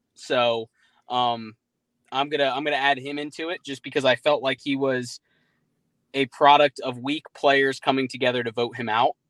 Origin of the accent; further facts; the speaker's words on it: Jacksonville, Florida, United States; I'm from Jacksonville